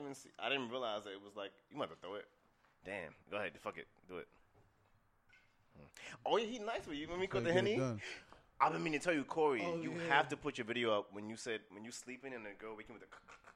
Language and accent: English; New York City, New York, United States; I'm from Queens